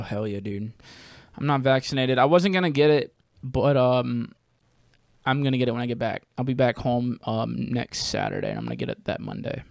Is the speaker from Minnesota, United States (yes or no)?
no; Jackson, Mississippi, United States; now in New Orleans, United States; I'm from there. That's, that's where I was raised.